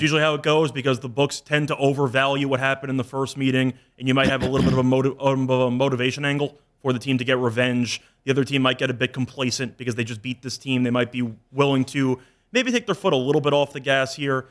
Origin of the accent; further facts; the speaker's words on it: New York, United States; I'm from New York